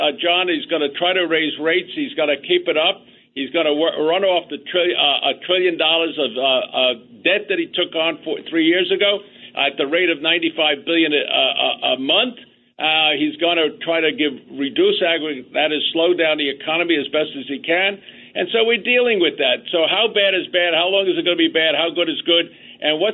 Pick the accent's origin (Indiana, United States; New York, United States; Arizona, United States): New York, United States; New York City; I grew up in the Bronx